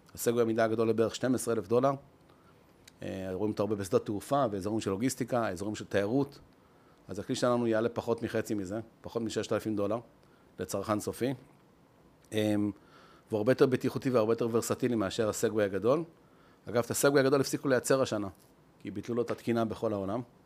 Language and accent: Hebrew; Israel; אנחנו ישראלים, עם התכונות המיוחדות שלנו